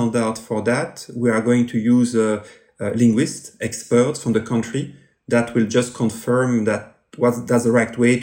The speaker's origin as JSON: {"language": "English", "country": "Belgium", "accent": "French", "second_language": "English"}